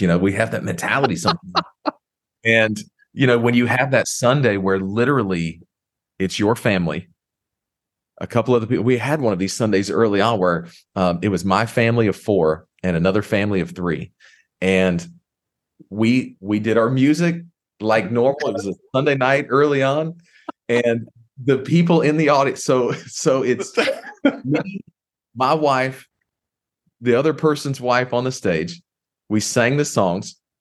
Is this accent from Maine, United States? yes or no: no; Houston, Texas, United States; moved away as an adult; I grew up in Houston, Texas